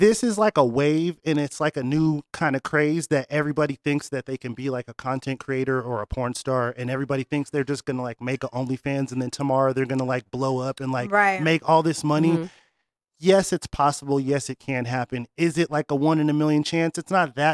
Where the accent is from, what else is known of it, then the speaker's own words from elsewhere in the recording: Rhode Island, United States; moved away; also born or lived in Northtown; Originally, I'm from Rhode Island